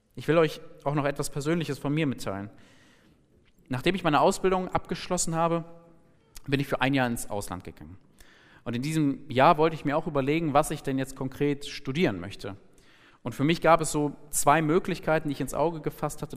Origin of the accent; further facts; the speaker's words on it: Germany; ich bin Deutscher, ich habe einen deutschen Pass